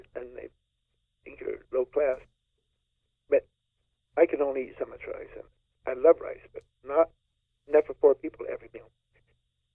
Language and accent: English; the South, United States; now in Utah, United States; I'm from the South